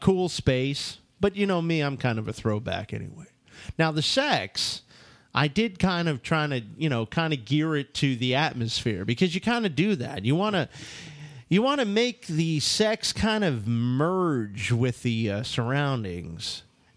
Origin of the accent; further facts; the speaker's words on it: New York City, New York, United States; I'm from Brooklyn